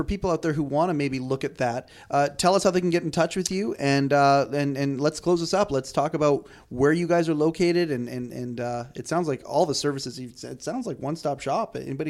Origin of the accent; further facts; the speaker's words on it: Black Mountain, North Carolina, United States; it's my stomping grounds. That's where my parents still are. Yeah, I grew up in Black Mountain.